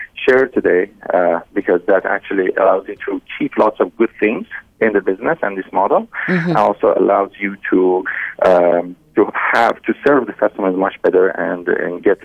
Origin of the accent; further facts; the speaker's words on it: Iran; English is a second language; moved away as an adult; now in Canada; I was born and raised in Iran, and in 2009 we decided to move to Canada